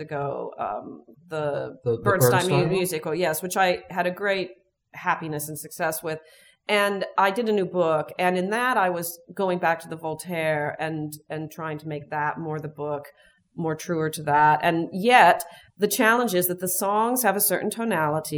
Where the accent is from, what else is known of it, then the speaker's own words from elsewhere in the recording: Chicago, Illinois, United States; I'm from Chicago